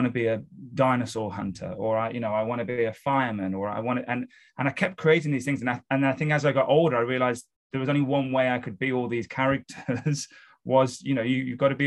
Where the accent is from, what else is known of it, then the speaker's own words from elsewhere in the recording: Wolverhampton, West Midlands, United Kingdom; moved away as an adult; now in London, United Kingdom; I'm from the UK. So I was born and raised in a city called Wolverhampton, which is just north of Birmingham, which is in the center of the UK.